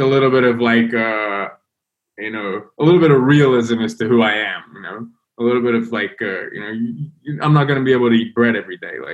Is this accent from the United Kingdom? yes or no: yes; London, United Kingdom; I'm from London